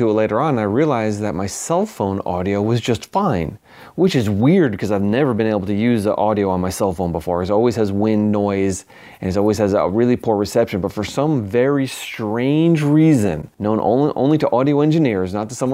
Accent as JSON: {"language": "English", "area": "Long Island", "region": "New York", "country": "United States", "tie": "born or raised there", "said": "I grew up in New York on the other end of New York on Long Island"}